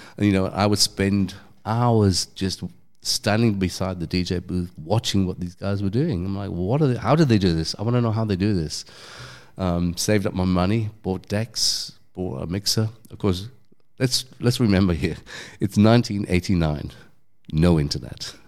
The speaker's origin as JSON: {"language": "English", "region": "London", "country": "United Kingdom", "accent": "English", "moved": "yes", "said": "I'm from London"}